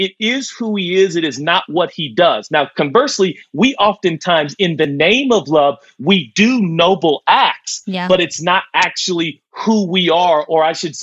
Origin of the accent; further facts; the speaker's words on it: Portland, Oregon, United States; I was born and raised in Portland.